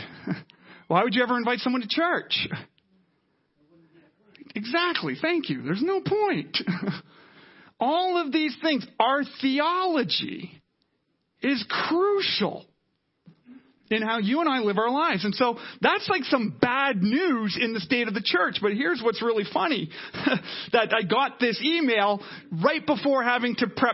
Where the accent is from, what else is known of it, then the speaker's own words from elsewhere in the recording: Canada; we're Canadian